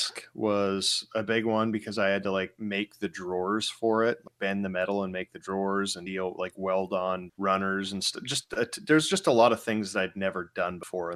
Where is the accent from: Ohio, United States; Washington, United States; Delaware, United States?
Washington, United States; Spokane; now in New Port Richey, United States; I grew up in Spokane